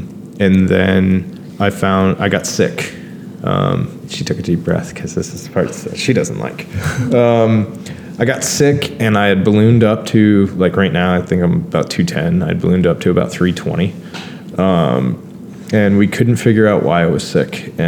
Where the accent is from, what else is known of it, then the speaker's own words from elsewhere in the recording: Brampton, Ontario, Canada; born there; I essentially was given a fresh start here in Canada, because, again, I was born in Brampton.